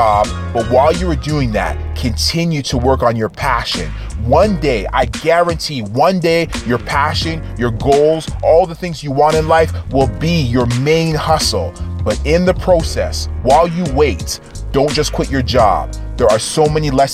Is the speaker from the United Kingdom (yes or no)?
no; Toronto, Ontario, Canada; I'm from Toronto, Canada.